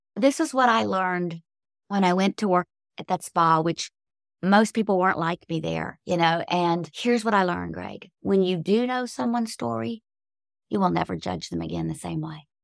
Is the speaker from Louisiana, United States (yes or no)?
yes; Cajun, Louisiana, United States; I am a Cajun, so I grew up drinking coffee, strong coffee, since I was knee-high to a bullfrog